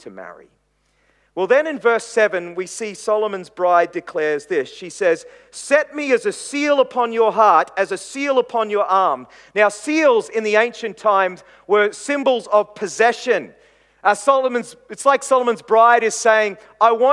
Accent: Queensland, Australia; while I'm a little boy in Queensland

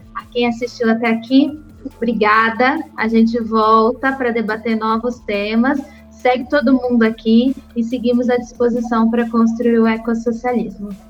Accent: Itu, São Paulo, Brazil; Eu sou de Tu

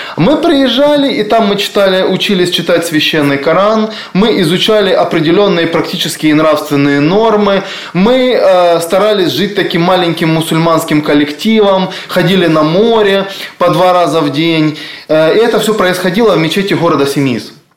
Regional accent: Donetsk, Donetsk Oblast, Ukraine; moved away; Я, когда учился в школе в Донецке

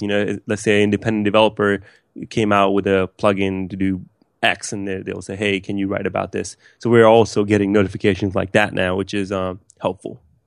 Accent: West Palm Beach, Florida, United States; also born or lived in Pakistan; I grew up in West Palm Beach, Florida

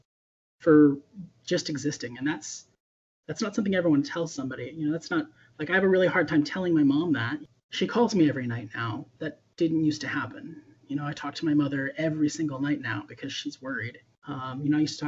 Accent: Lynchburg, Virginia, United States; I grew up in Lynchburg, Virginia

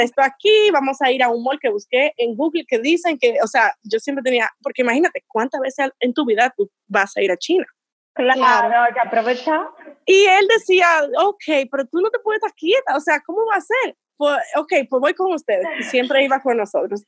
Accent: Dominican Republic; moved away; dominicanos éramos muchísimos

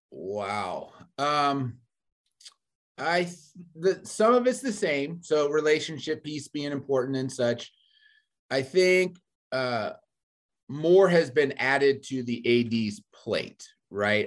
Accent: Fairfax County, Virginia, United States; moved away as an adult; now in Missouri, United States; I'm from Virginia originally. So, um, born and raised in Fairfax County

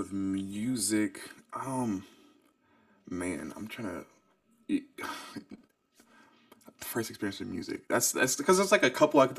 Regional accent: Washington, District of Columbia, United States; I'm from Southeast DC, but I've been all over the map as far as places I've lived and been to.

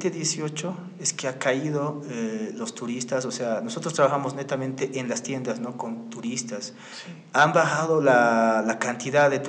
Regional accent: Bolivia; al estar nosotros como bolivianos

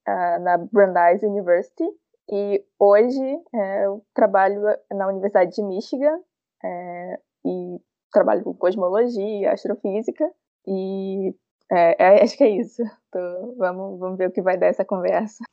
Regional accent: Ceará, Brazil; now in Rio de Janeiro, Brazil; Eu sou cearense

